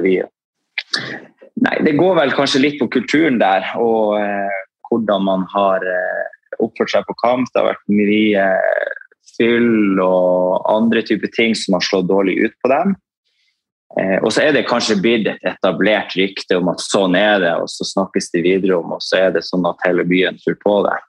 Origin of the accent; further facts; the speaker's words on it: Tromsø, Troms, Norway; født og oppvokst i Tromsø